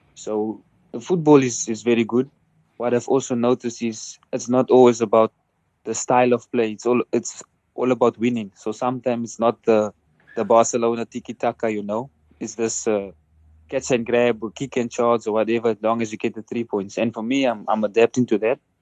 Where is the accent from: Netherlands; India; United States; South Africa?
South Africa; moved away as an adult